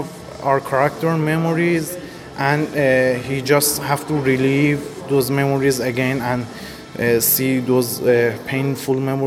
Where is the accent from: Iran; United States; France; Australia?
Iran; from Iran